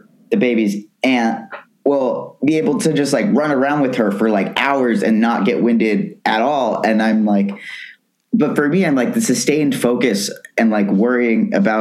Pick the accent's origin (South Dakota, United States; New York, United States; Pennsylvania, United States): New York, United States; New York City; moved away as an adult; now in Los Angeles, United States; I was born in New York, raised in New York, was in New York for pretty much my whole life